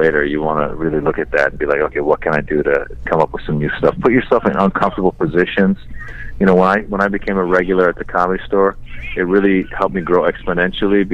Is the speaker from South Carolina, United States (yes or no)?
no; Tiburon, California, United States; also born or lived in Iran; I grew up in Tiburon